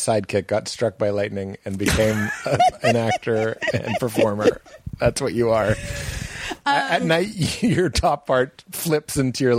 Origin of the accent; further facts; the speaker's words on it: New England, United States; I'm from New England.